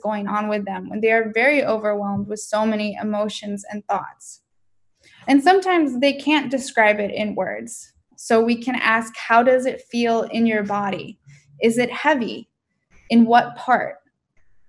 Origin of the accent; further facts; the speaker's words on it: San Diego, California, United States; I'm from San Diego